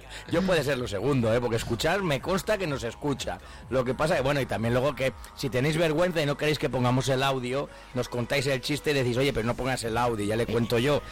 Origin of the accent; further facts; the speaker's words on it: Castile and León, Spain; nosotros somos del norte